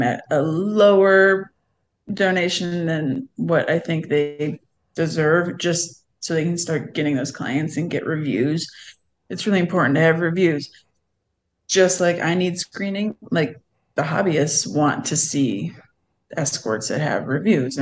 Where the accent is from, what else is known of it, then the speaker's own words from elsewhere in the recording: Cleveland, Ohio, United States; moved away; I'm from Cleveland, Ohio